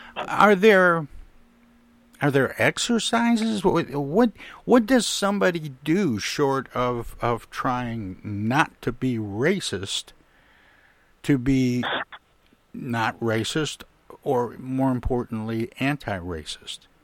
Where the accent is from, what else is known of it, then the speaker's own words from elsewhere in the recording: Flint, Michigan, United States; my hometown of Flint, Michigan